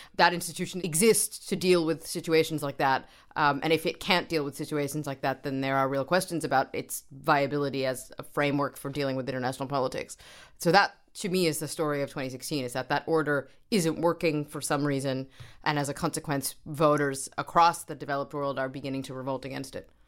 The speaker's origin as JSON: {"language": "English", "region": "New York", "country": "United States", "tie": "born or raised there", "said": "I grew up in New York"}